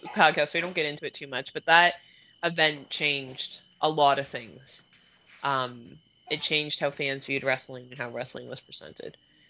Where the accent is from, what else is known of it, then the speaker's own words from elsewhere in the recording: Canada; And as a Canadian, we were extra mad.